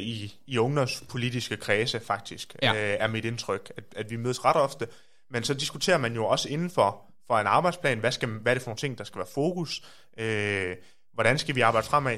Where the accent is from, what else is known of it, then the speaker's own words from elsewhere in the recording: Aarhus, Central Denmark Region, Denmark; accent: Aarhus dialect; moved away as an adult; now in Copenhagen, Denmark; er fra Aarhus, som man kan høre